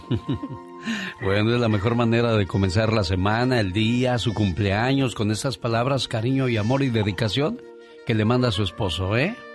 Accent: Morelos, Mexico; moved away; Un día salí de Morelos, pero Morelos nunca salió de mí

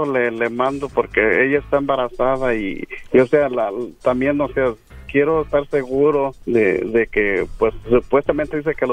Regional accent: Guadalajara, Jalisco, Mexico; yo soy de Guadalajara.

